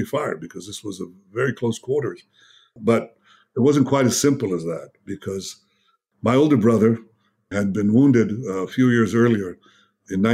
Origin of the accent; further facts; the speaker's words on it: Jerusalem, Jerusalem District, Israel; English is a second language; also born or lived in United States; I grew up in Jerusalem.